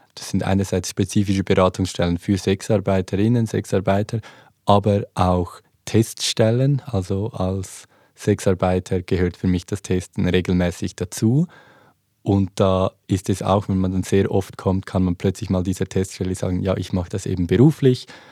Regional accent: Switzerland; accent: Swiss German; zeige ich meine Schweizer ID oder meinen Schweizer Pass, ich spreche Schweizerdeutsch

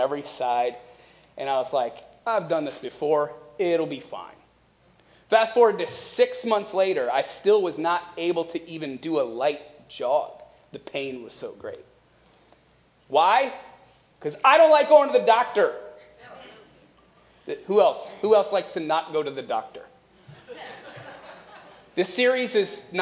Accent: Akron, Ohio, United States; moved away; visiting family in Akron, Ohio, where we're originally from

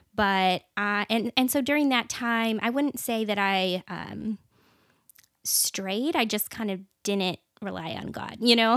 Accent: Washington, United States; moved away as an adult; now in Texas, United States; I was actually born and raised in a really small town. So even though I'm from Washington State

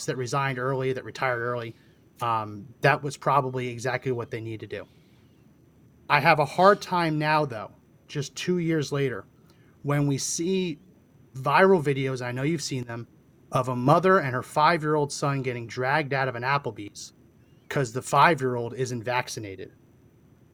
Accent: New Jersey, United States; I grew up in New Jersey, so I've spent tons of time in New York City

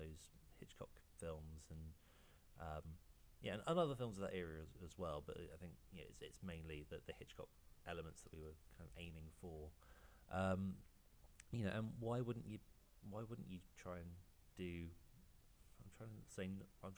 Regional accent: United Kingdom; it would be nice to have it released in my home country

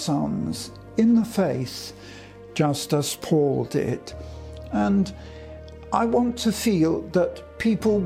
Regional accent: London, United Kingdom; in 1940, I was evacuated from London for a short time to Scotland

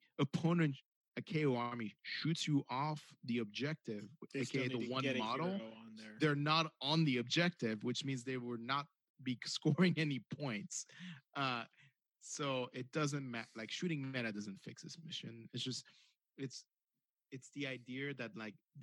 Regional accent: United States; Even though I'm American, I'm also French by nature

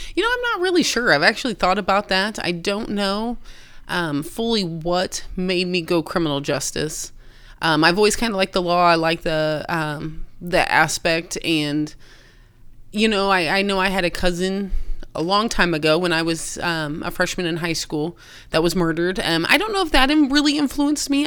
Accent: Austin, Indiana, United States; born and raised in Austin

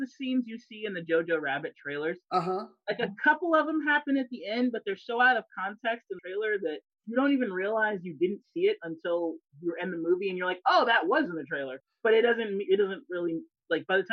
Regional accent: United States

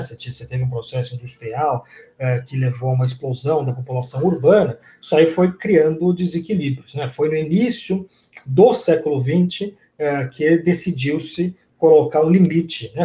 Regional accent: São Paulo, Brazil; eu sou de São Paulo

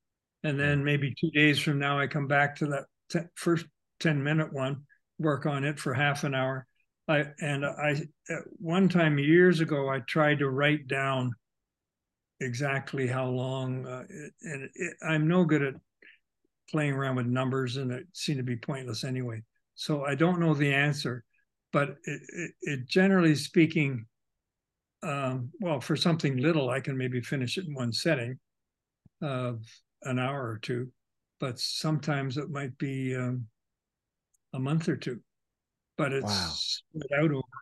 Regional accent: Toronto, Ontario, Canada; I grew up in Toronto.

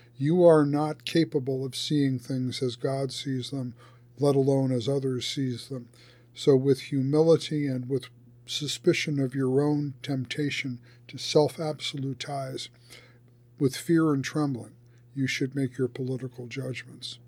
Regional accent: United States; as an American citizen

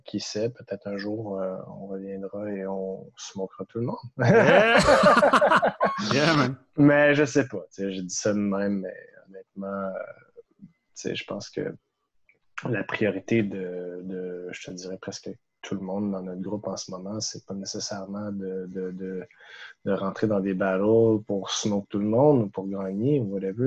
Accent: Gatineau, Quebec, Canada; moved away as an adult; now in Montreal, Canada; je suis de Gatineau

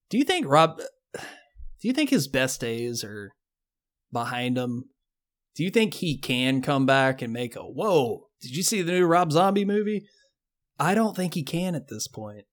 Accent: the South, United States; I grew up in the South

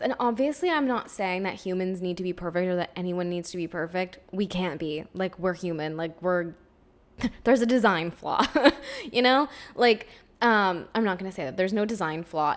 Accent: Ontario, Canada; now in Quebec, Canada; I'm from Ontario originally

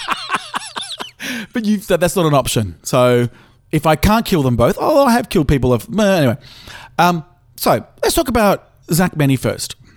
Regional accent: Australia; I'm Australian

